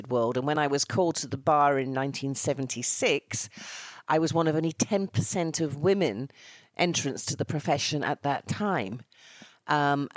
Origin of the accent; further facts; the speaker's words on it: Bury, North West England, United Kingdom; accent: northern; moved away as an adult; now in London, United Kingdom; I'm a lassie from Lancashire, having been, as you say, born in Bury.